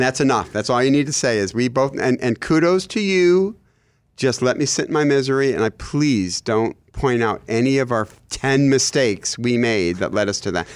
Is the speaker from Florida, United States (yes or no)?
no; Michigan, United States; I'm from Michigan